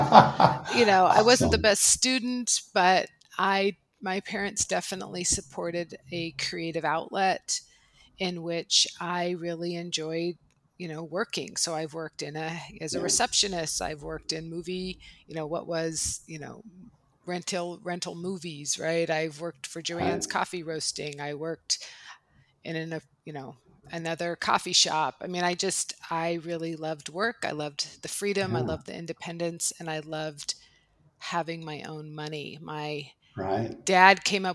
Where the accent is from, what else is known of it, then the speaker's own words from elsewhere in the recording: Palo Alto, California, United States; also born or lived in Menlo Park, California; I grew up in Palo Alto, Menlo Park, California